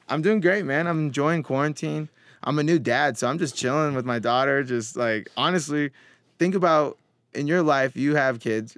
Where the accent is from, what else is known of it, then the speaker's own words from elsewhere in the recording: Mill Creek, Washington, United States; I grew up in Washington State.